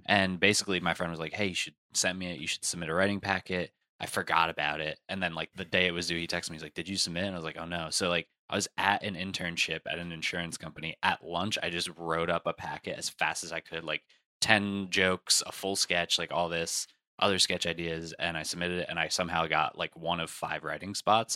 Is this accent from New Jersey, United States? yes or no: yes; New Jersey, United States; I'm from Jersey